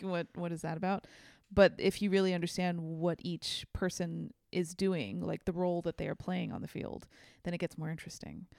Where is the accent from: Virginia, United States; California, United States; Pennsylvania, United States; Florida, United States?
California, United States; San Francisco; I am from San Francisco